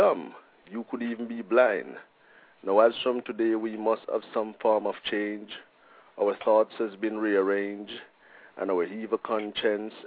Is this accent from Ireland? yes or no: no; Jamaica; now in Portland, United States; I'm a Jamaican